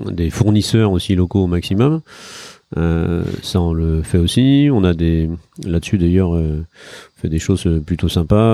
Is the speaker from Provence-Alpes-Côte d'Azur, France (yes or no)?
no; Brittany, France; quand je suis arrivé ici euh, de Bretagne, euh, j'étais très surpris de voir cette programmation.